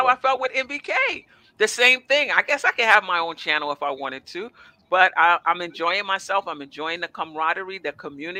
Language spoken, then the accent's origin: English; New York City, New York, United States; I'm from Brooklyn.